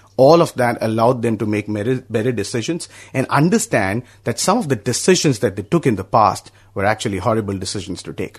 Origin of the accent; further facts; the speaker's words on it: India; I'm from India